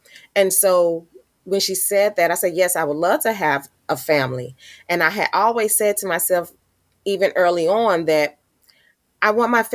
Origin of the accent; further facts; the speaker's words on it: St. Louis, Missouri, United States; I was born and raised here in St. Louis, Missouri.